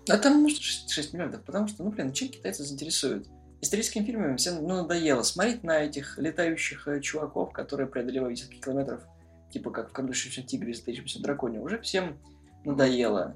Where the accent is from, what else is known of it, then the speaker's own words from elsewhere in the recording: Voronezh, Voronezh Oblast, Russia; мы из Воронежа